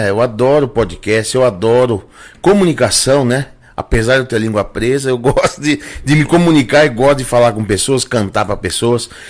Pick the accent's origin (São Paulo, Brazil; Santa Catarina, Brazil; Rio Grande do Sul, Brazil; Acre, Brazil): São Paulo, Brazil; Rio Claro; minha cidade natal, que aonde eu nasci e me criei. Depois fui estudar no Rio de Janeiro, mas aqui eu fiquei a maior parte do, da minha vida, né?